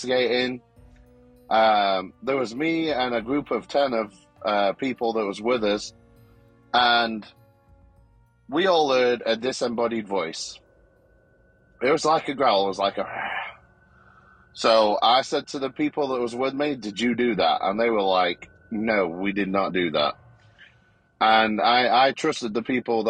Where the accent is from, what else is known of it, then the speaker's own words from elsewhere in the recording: United Kingdom; now in Texas, United States; I'm here in Texas. I'm originally from Great Britain.